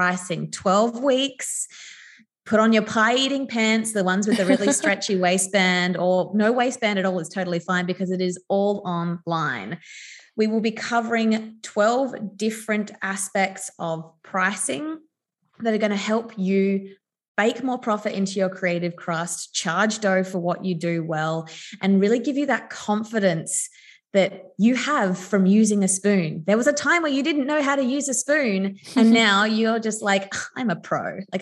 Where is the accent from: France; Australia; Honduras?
Australia; Adelaide, South Australia; I grew up in Adelaide